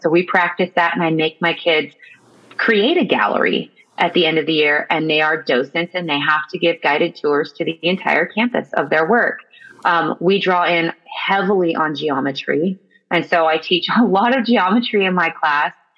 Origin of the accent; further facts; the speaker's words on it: the Valley, California, United States; also born or lived in San Francisco; I actually was born and raised here in the Valley